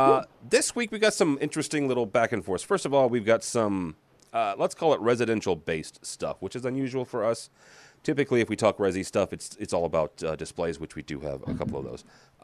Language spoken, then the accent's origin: English; Illinois, United States; I'm a cornflake, you know, being born and raised in Illinois.